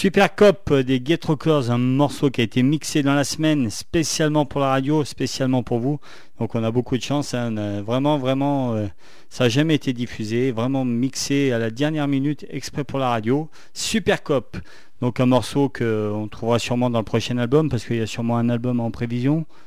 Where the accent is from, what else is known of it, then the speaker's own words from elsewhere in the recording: Saint-Étienne, Auvergne-Rhône-Alpes, France; accent: stéphanois; mon accent stéphanois anglais pourri